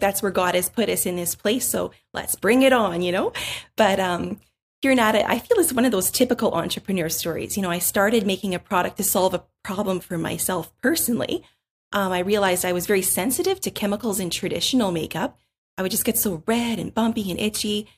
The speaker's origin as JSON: {"language": "English", "country": "Canada", "said": "we are from Canada"}